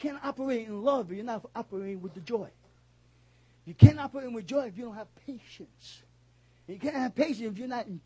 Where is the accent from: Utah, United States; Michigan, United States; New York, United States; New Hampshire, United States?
New York, United States; New York City; I'm a New Yorker.